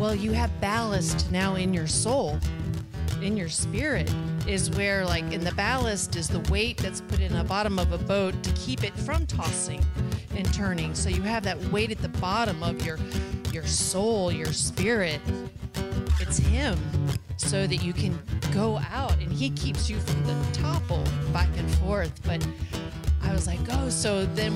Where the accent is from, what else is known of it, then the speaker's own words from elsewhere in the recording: Florida, United States; I grew up in Florida